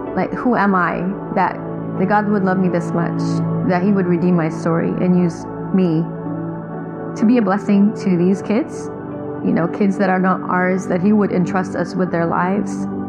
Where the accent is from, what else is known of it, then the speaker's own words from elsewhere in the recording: Long Beach, California, United States; also born or lived in Philippines; I grew up in Long Beach